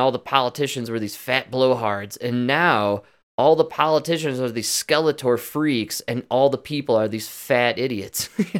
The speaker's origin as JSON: {"language": "English", "town": "Chicago", "region": "Illinois", "country": "United States", "said": "We're from Chicago."}